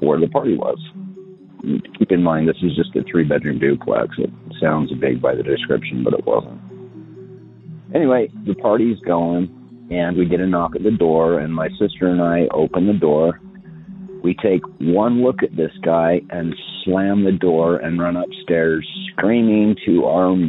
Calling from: Utah, United States; I'm calling from Utah

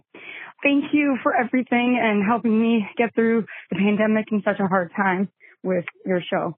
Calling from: Minnesota, United States; I'm calling from Minnesota.

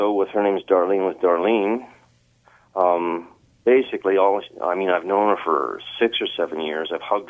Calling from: Edmonton, Alberta, Canada; Edmonton, Alberta.

